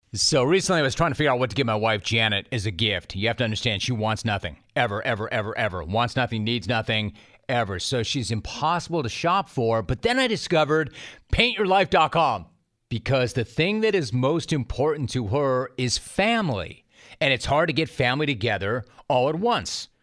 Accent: Calabasas, California, United States; I grew up in Calabasas. I went to Calabasas High School

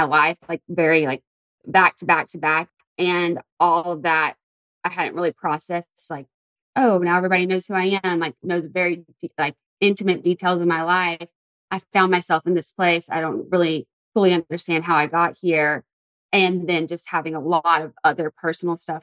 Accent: Tuscaloosa, Alabama, United States; moved away as an adult; also born or lived in Santa Monica, California; I moved from Tuscaloosa, Alabama. I went to school at the University of Alabama. That's where I'm from. And that was a 15-minute drive away from home.

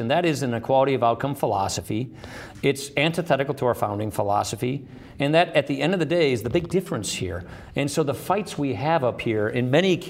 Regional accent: Wisconsin, United States; I come from Wisconsin, which is the birthplace of the Progressive Party.

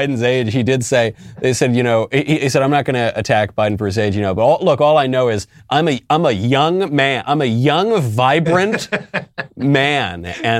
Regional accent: New York, United States; moved away as an adult; also born or lived in Los Angeles; now in Nashville, United States; I'm a New Yorker, born and raised.

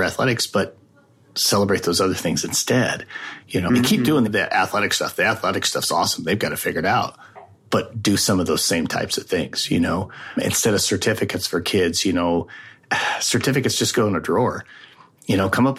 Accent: Wyoming, United States; moved away as an adult; also born or lived in Arizona; My home state is Wyoming

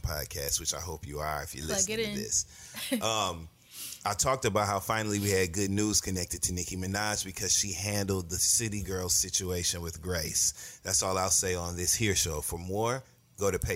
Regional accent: Flint, Michigan, United States; I'm from Flint, Michigan, born and raised

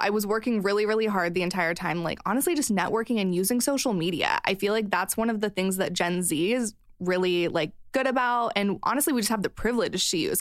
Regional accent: Missouri, United States; moved away; I grew up in Missouri

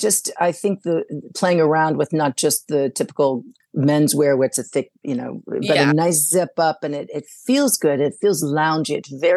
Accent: Saudi Arabia; So I grew up in Saudi Arabia, so that was like a little call to the Middle East.

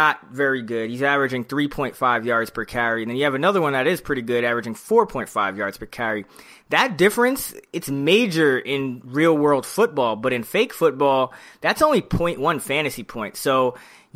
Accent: New York City, New York, United States; I'm from the Bronx

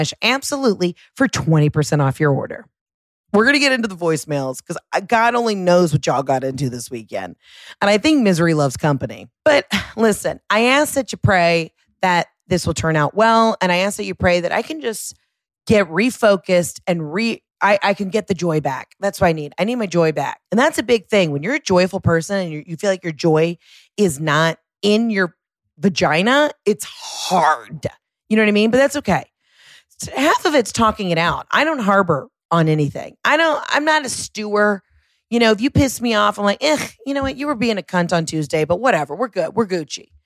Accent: Atlanta, Georgia, United States; I'm born and raised here

